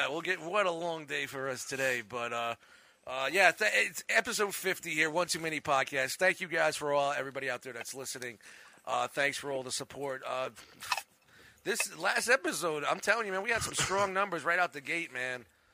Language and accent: English; Brooklyn, New York, United States; I mean, like I know I grew up in Brooklyn